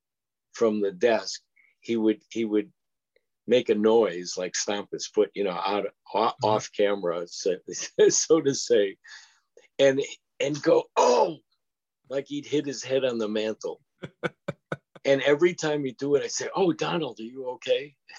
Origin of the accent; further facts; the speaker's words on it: United Kingdom; And that's how how I ended up as a British film director.